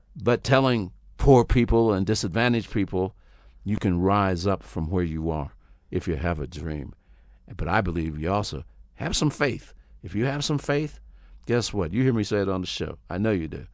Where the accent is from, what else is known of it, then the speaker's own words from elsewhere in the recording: Pittsburgh, Pennsylvania, United States; also born or lived in Houston, Texas; now in Los Angeles, United States; I grew up in Pittsburgh, Pennsylvania